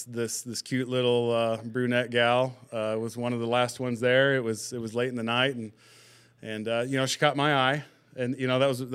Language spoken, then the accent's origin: English; North Manchester, Indiana, United States; also born or lived in Vincennes, Indiana / Central Pennsylvania; Manchester. North Manchester, born and raised. I left for a while. I did a couple year stint at Vincennes University. I worked for Strauss in Pennsylvania for about 9 months